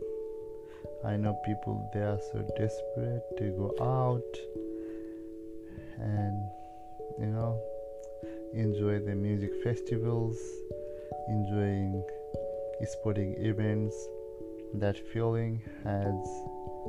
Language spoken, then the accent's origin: English; Nepal; now in Australia; I'm originally from Nepal